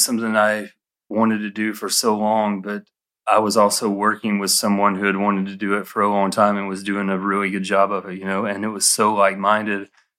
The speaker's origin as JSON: {"language": "English", "town": "Atlanta", "region": "Georgia", "country": "United States", "said": "because though I'm from Atlanta and extremely influenced by where I am and my everyday here"}